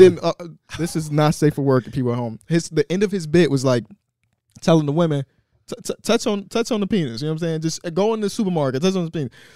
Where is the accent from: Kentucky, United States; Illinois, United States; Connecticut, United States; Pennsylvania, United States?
Illinois, United States; Chicago; North Avenue, Austin, which is where I am from